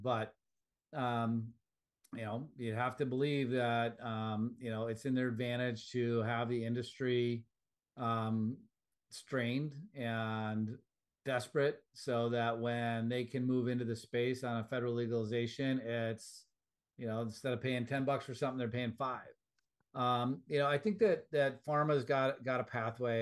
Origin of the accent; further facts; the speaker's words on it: Wisconsin, United States; moved away; back in my home state of Wisconsin.